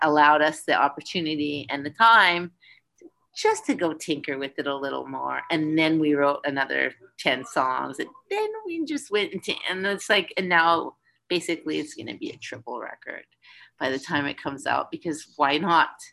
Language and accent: English; Winnipeg, Manitoba, Canada; moved away; also born or lived in Vancouver; I wasn't born there, but I grew up there. Came of age there